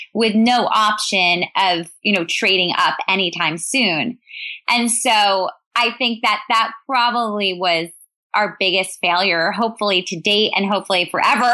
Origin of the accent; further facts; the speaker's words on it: New York City, New York, United States; I grew up in New York City